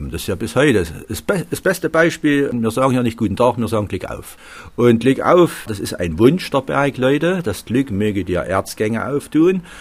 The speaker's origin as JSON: {"language": "German", "town": "Annaberg-Buchholz", "region": "Saxony", "country": "Germany", "said": "bei uns in Anneberg gibt es ein schönes Arbeitsamt."}